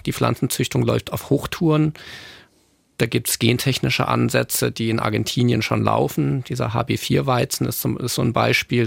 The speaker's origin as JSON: {"language": "German", "region": "Northern Germany", "country": "Germany", "moved": "yes", "said": "ich komme selber aus Norddeutschland"}